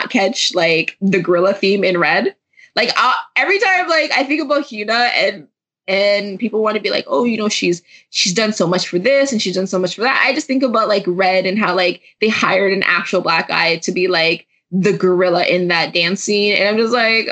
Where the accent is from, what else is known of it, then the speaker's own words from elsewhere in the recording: Jamaica; I'm also Jamaican